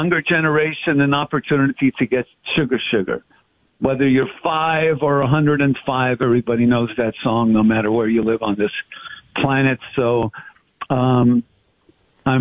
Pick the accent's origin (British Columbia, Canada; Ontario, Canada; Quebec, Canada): Quebec, Canada; Montreal; I'm the third of four brothers, born and raised in Montreal.